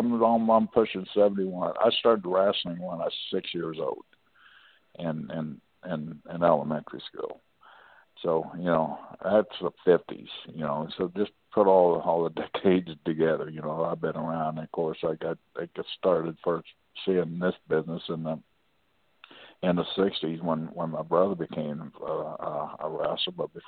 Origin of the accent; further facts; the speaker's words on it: New York City, New York, United States; You know, I'm from New York City, blah, blah, blah.